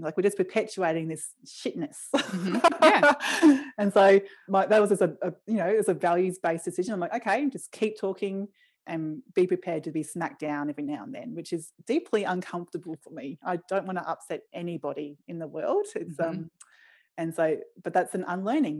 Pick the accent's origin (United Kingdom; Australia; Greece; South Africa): Australia; Brisbane, Queensland; I grew up in Brisbane in West End, which is an inner city suburb